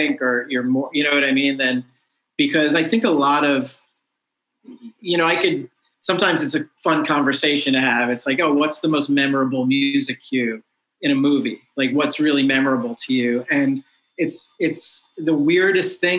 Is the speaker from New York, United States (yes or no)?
yes; New York, United States; also born or lived in Colorado; I grew up in New York State, like in the outer suburbs, probably like 80 miles north of New York City